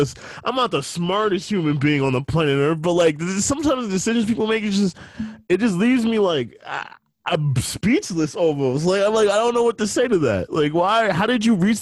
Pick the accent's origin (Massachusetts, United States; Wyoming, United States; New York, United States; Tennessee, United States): New York, United States; New York City; I was born in the Bronx, yeah. And, like, I'm used to this, like, Bronx shit